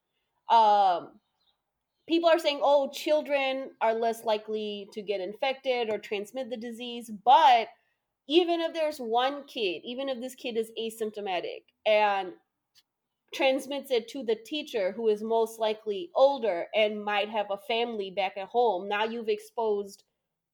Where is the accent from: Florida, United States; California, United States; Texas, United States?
Texas, United States; in Texas, my home state